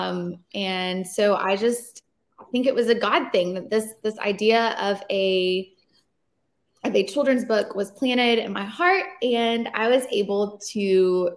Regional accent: Nashville, Tennessee, United States; moved away as an adult; also born or lived in New York City; now in Nashville, United States; I was born and raised in Nashville

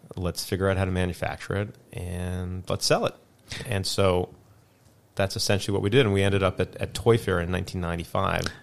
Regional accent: Canada; also born or lived in South Africa; I was originally born in South Africa, mm-hmm. and then I moved to Canada when I was five.

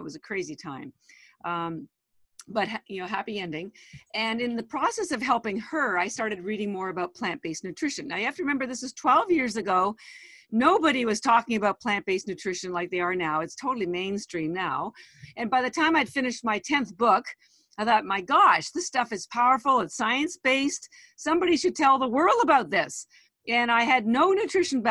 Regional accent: Canada; moved away as an adult; now in Boston, United States; I am Canadian, but I've lived in Boston, Massachusetts for 33 years. I moved here after I did my MBA

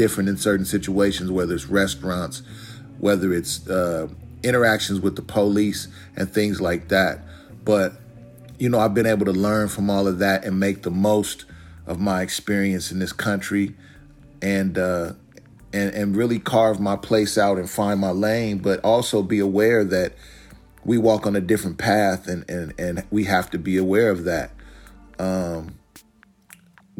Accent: Portland, Oregon, United States; was born and raised in Portland, Oregon. Still reside in Portland, Oregon.

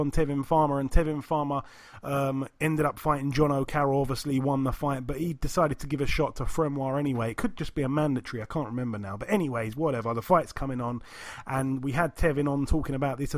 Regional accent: United Kingdom; We're British

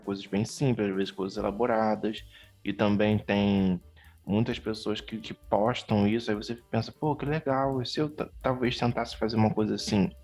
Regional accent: Rio de Janeiro, Brazil; como um bom carioca, não tanto da gema

